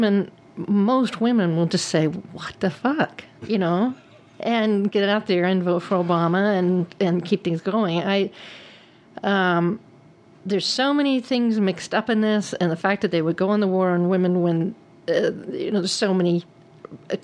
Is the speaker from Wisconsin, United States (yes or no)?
no; Texas, United States; I am a Texan